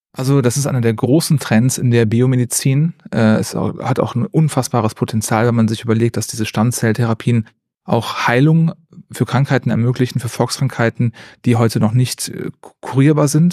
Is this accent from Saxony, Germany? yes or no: no; Neuss, North Rhine-Westphalia, Germany; also born or lived in Jülich / Aachen; Ich komme aus Neuss gebürtig, also nicht so weit weg von Bonn.